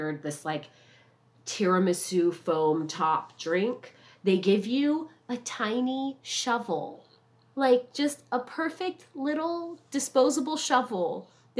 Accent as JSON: {"language": "English", "region": "Southern California", "country": "United States", "said": "I'm from Southern California and I'm Asian"}